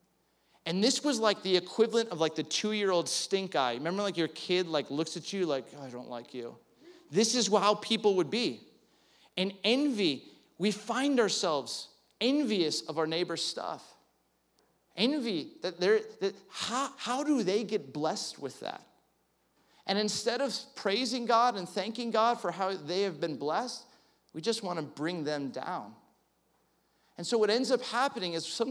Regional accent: California, United States; growing up in California

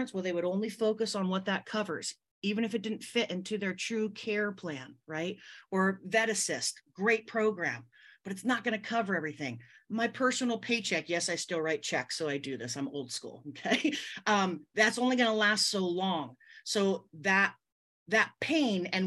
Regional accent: California, United States; I'm born and raised out here in California

